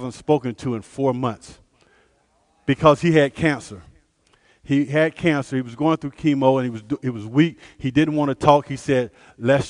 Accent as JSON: {"language": "English", "town": "Tampa", "region": "Florida", "country": "United States", "moved": "as an adult", "lives_now": "Texas, United States", "said": "I'm originally from Tampa, Florida"}